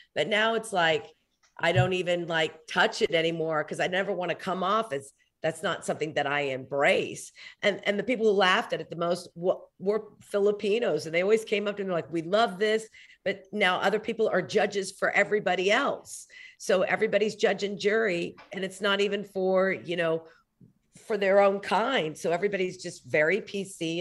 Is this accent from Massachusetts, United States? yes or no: no; Oklahoma City, Oklahoma, United States; I grew up in Oklahoma City